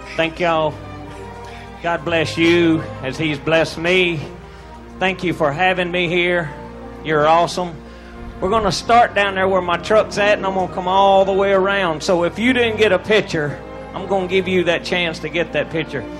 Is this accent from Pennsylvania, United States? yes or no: no; Mississippi, United States; I'm from Mississippi